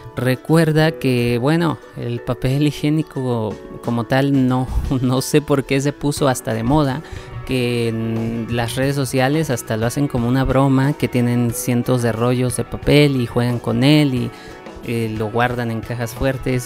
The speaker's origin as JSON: {"language": "Spanish", "country": "Mexico", "tie": "born or raised there", "also_born_or_lived": "Mexico City", "moved": "as an adult", "said": "en mi ciudad natal, que pues es una ciudad con una población bastante baja comparada con Ciudad de México"}